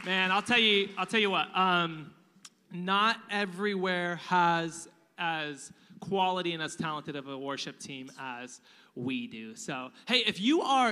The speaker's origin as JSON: {"language": "English", "country": "United States", "said": "We're American."}